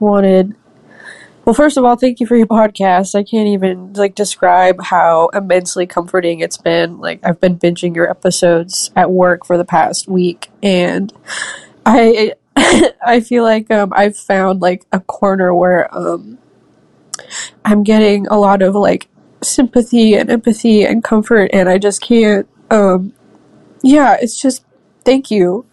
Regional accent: Vancouver, Washington, United States; I'm twenty-four years old, and I'm from Vancouver, Washington.

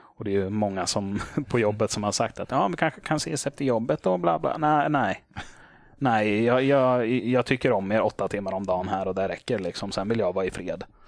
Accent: Motala, Östergötland, Sweden; moved away as an adult; now in Småland, Sweden; jag hade flyttat ner hit till Småland. Men det hade hänt hemma i Motala.

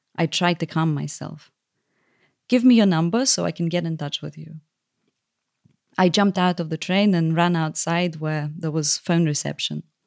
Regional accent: Lviv, Lviv Oblast, Ukraine; now in London, United Kingdom; went back to Lviv, my hometown

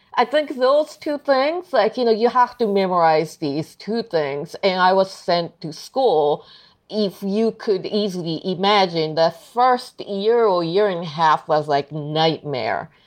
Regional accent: Tokyo, Japan; English is a second language; moved away as an adult; also born or lived in United States; now in New York City, United States; I'm originally from Tokyo, Japan, but I'm based in New York City.

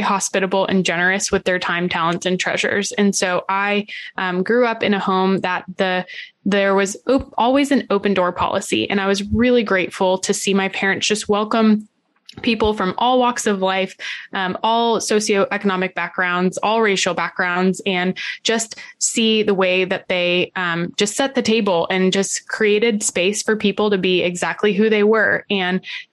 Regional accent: Central Florida, United States; I'm from Central Florida.

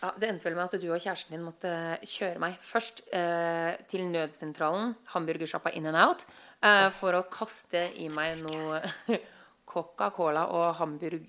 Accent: Norway; now in Los Angeles, United States; vi som nordmenn

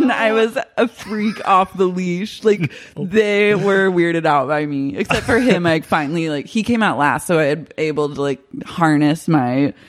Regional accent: Oklahoma, United States; I'm from Oklahoma.

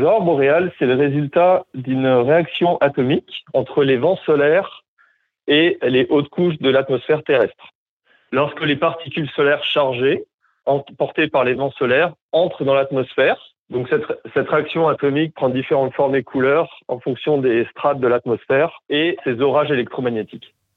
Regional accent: Montpellier, Occitania, France; moved away as an adult; also born or lived in Montreal, Canada; now in Whitehorse, Canada; j'ai grandi à Montpellier euh, en France

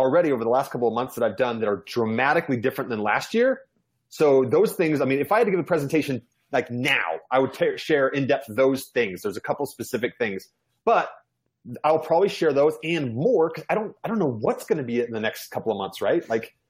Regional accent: Georgia, United States; born there; also born or lived in New York / Virginia / Kansas / Germany; I'm an Army brat. I lived all over the United States. I was born in Georgia. I lived in New York, Virginia, Kansas, Germany, landed in Utah. So I've lived all over the place.

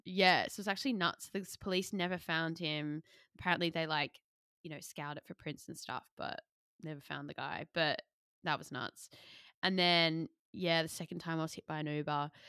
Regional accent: Sydney, New South Wales, Australia; moved away as an adult; now in London, United Kingdom; moving from Sydney to London and New York, but we think that our angle as two Australian millennial aspiring creatives

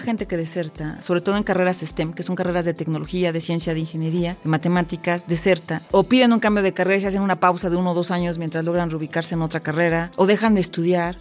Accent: Ecatepec, State of Mexico, Mexico; Yo nací en Ecatepec

